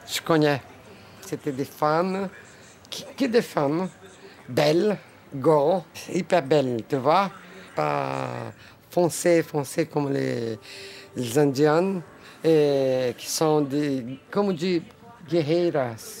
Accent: Brazil; French is a second language; Je suis brésilienne

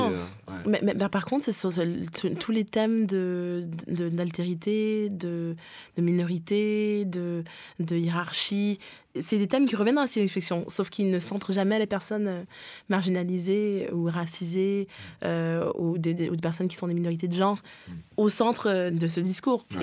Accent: Ottawa, Ontario, Canada; born or raised there; moved away as an adult; also born or lived in Quebec; now in France

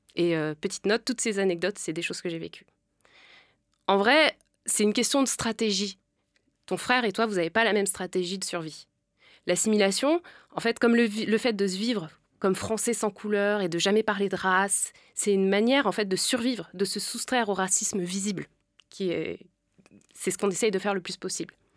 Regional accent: France; nous, on est nés ici, en fait. On est déjà assimilés

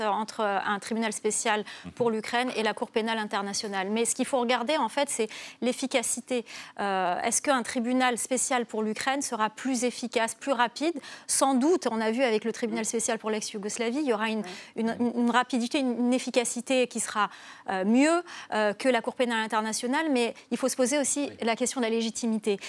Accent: Algeria; j'ai grandi en Algérie

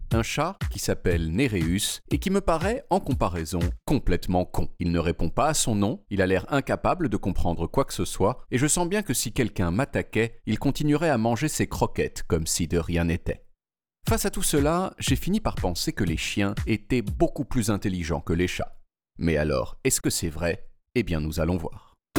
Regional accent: Portugal; Quand j'étais petit, au Portugal

